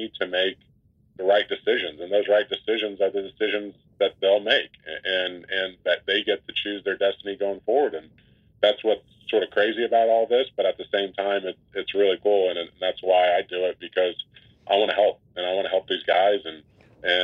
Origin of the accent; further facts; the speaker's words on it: West Texas, United States; I'm a kid from West Texas